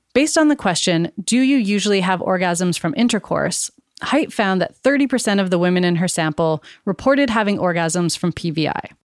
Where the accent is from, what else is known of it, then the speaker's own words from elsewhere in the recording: Canada; I was born and raised in Canada, where my family and I are settlers.